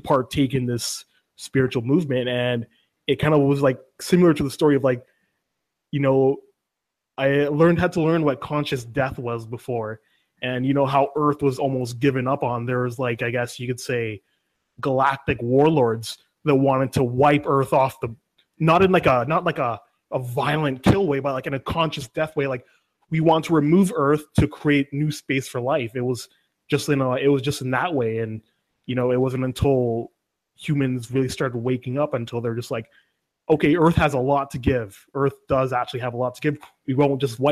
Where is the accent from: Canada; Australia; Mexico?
Canada; Vancouver, British Columbia; I'm from Vancouver, BC.